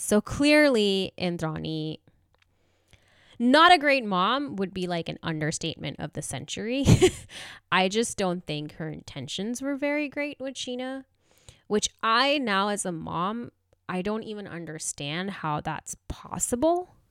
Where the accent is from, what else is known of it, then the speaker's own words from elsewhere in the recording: India; moved away; I grew up in India.